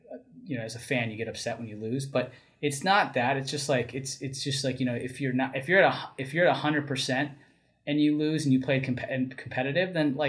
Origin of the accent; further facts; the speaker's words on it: New Jersey, United States; I grew up in North Jersey